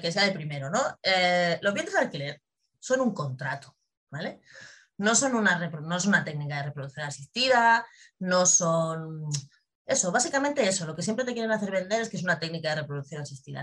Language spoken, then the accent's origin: Spanish; Spain